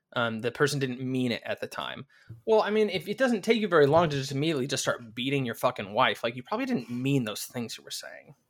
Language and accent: English; United States; I'm American